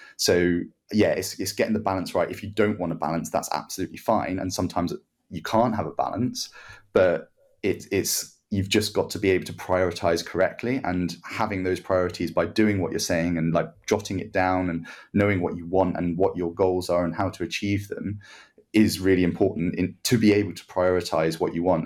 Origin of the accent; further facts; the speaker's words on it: Guernsey; I'm from Guernsey, so I go and represent Guernsey